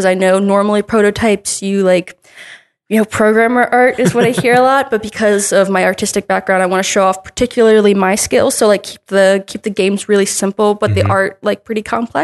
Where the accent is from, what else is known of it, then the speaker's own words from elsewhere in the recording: New Jersey, United States; moved away as an adult; I was only looking at schools in my home state, New Jersey